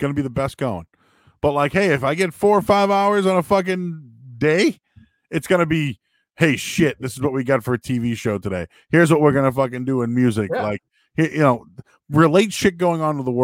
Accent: Boston, Massachusetts, United States; I'm from Hyde Park

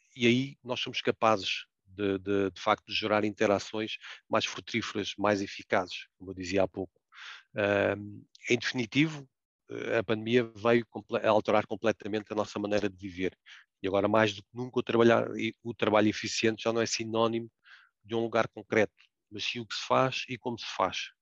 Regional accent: Portugal; como português que somos

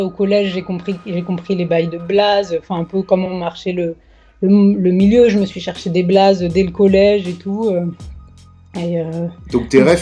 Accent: Paris, Île-de-France, France; born there; also born or lived in Marseille; J'ai 32 ans. je suis née à Paris, mais j'habitais à Marseille et Marseille c'est c'est ma deuxième ville

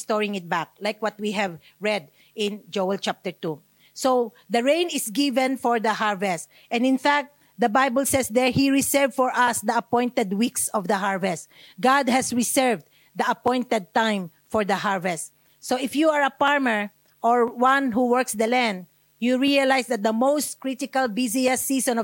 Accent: Australia; I'm Australian

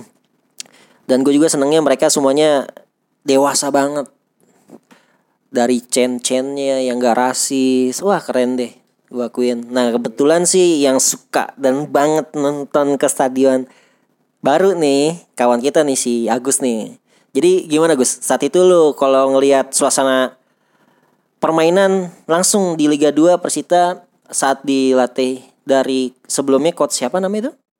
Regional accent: Tangerang, Banten, Indonesia; kami orang Tangerang

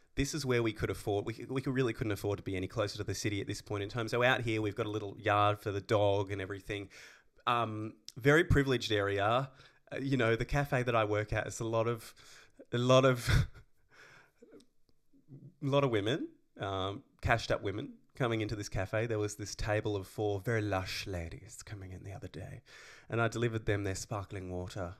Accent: Tasmania, Australia; moved away as an adult; now in Melbourne, Australia; I've never lived out of Tassie

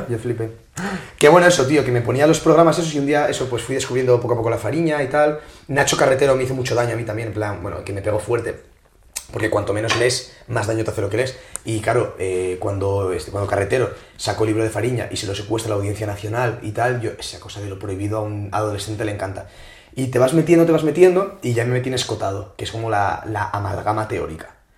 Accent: Asturias, Spain; now in Madrid, Spain; Yo soy de Asturias, tío. Vengo a Madrid

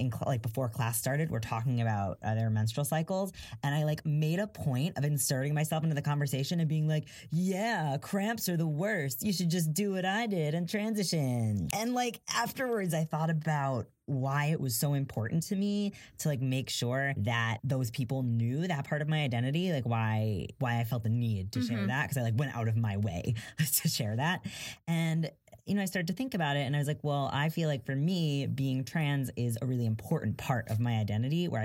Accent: New York, United States; I'm a New Yorker

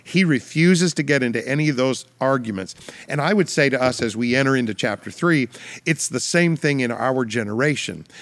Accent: Canada; I'm a Canadian citizen

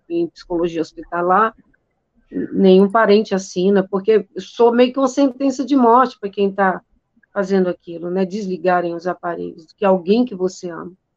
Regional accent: Northeast Region, Brazil; eu sou nordestina

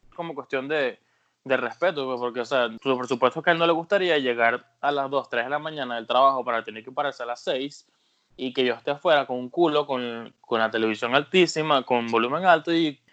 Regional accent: Venezuela; moved away as an adult; now in United States; mi noviecita la dejé en Venezuela

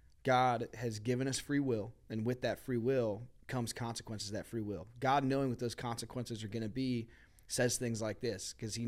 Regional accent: United States; I'm an American citizen.

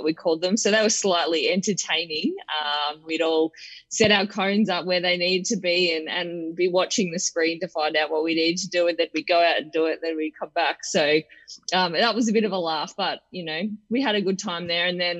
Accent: Anglesea, Victoria, Australia; also born or lived in Geelong; I was born in Geelong and grew up in Anglesey. I spent 20 plus years living down there

